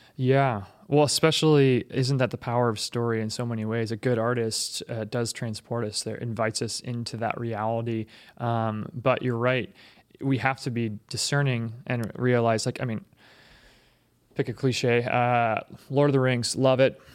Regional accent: Seattle, Washington, United States; I grew up in Seattle, which is progressive

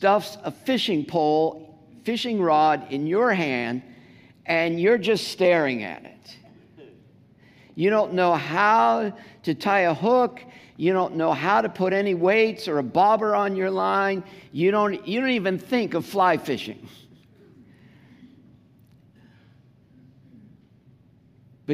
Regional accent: Southern California, United States; accent: Southern California; my Southern California accent

